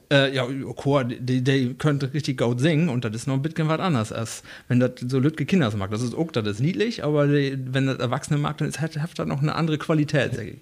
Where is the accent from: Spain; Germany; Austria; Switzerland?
Germany; Rütenbrock, Lower Saxony; now in Wesuwe, Germany; ich komme aus Rüttenbrauch